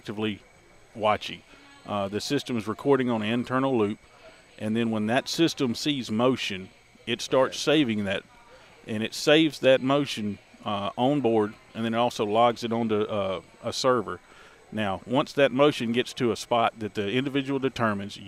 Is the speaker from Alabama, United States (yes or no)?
yes; Alabama, United States; also born or lived in Mississippi; now in Crawford, United States; I was born and raised in Alabama, and I went to Mississippi State University